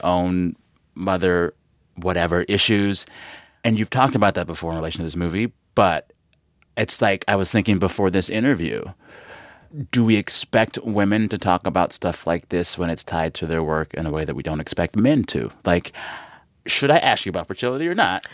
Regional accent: San Antonio, Texas, United States; moved away as an adult; also born or lived in Seguin, Texas; now in Los Angeles, United States; I'm from San Antonio

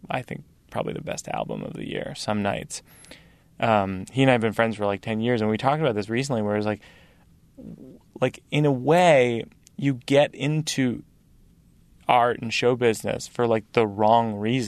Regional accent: Massachusetts, United States; I grew up in Massachusetts where Larry Bird was the hero

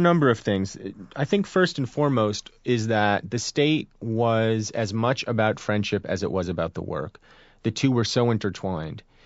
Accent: Hillsborough, New Jersey, United States; I'm from Hillsborough, New Jersey

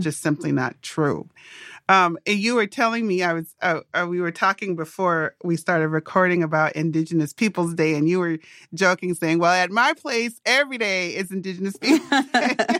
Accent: Minnesota, United States; I grew up in Minnesota

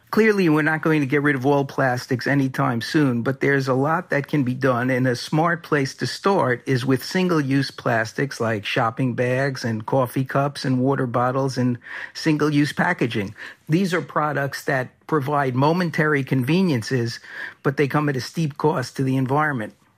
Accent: New York City, New York, United States; When I was a kid growing up in New York City

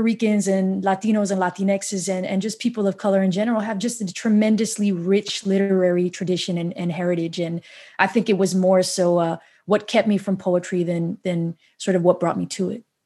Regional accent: New York City, New York, United States; I grew up in New York City public schools

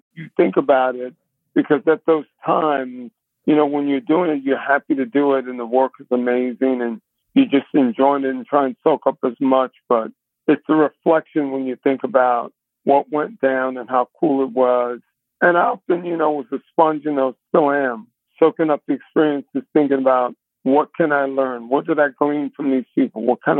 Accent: Baton Rouge, Louisiana, United States; moved away; also born or lived in New Orleans; Lived there for a while, but grew up in Baton Rouge primarily, but lived in New Orleans for a while.

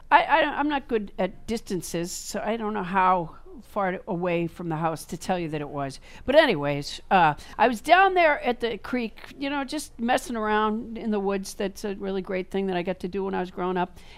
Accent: Florida, United States; I grew up in Florida. I'm sorry

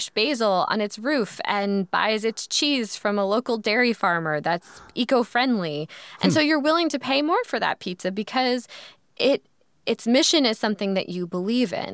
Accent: New York, United States; I'm a New Yorker.

